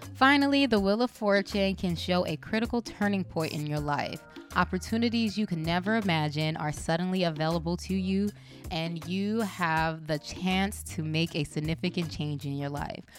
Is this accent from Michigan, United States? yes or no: no; Compton, California, United States; also born or lived in New York; now in Atlanta, United States; I'm from Compton, I went to New York and now I'm in Atlanta.